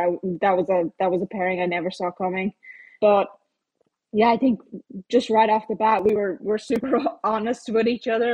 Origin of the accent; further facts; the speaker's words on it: Ireland; me being Irish